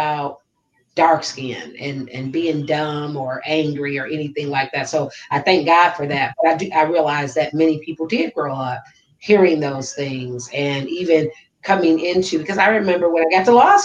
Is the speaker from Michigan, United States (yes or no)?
yes; Detroit, Michigan, United States; moved away as an adult; now in Southern United States; I'm from Detroit